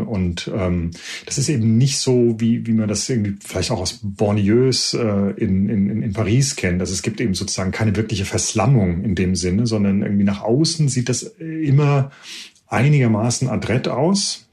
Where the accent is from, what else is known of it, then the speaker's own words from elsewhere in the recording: Germany; moved away as an adult; now in United Kingdom; uns Deutschen